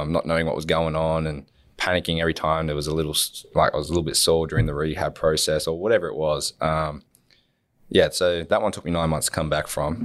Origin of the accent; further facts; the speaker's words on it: Wollongong, New South Wales, Australia; growing up in Wollongong